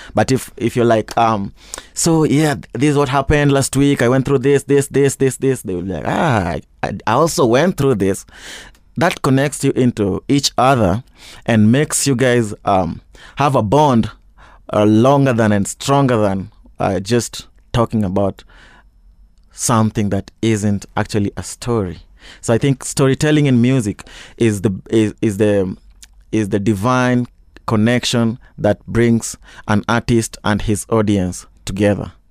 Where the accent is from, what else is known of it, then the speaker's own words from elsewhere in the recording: Kisumu, Kisumu County, Kenya; moved away as an adult; also born or lived in Kakamega; now in Nairobi, Kenya; I grew up in Kisumu, uh, a place called uh, Mamboleo, uh, where my mom and dad currently live